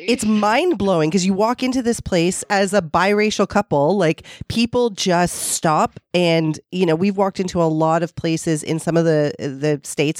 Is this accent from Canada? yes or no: yes; Toronto, Ontario, Canada; I was born and raised in um, the most multicultural part of Toronto. Um, I'm from the East End